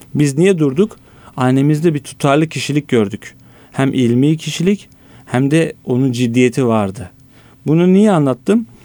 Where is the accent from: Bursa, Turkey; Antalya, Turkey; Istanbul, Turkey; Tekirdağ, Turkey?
Istanbul, Turkey; bin dokuz yüz seksen dört İstanbul doğumluyum